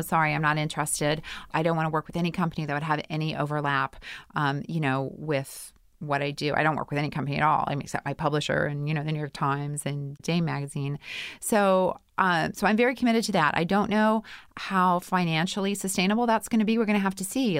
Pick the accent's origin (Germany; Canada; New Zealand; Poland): Canada; Winnipeg, Manitoba; I'm from Winnipeg